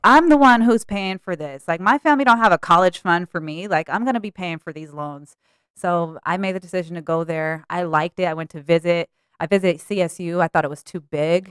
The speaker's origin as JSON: {"language": "English", "town": "Denver", "region": "Colorado", "country": "United States", "tie": "born or raised there", "also_born_or_lived": "Aurora, Colorado", "said": "Born and raised in Denver."}